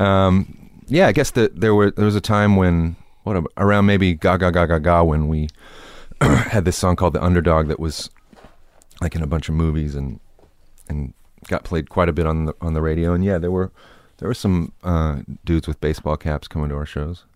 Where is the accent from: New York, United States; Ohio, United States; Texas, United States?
Texas, United States; Temple; moved away; Temple was, um, you know, I didn't mind it when I was growing up there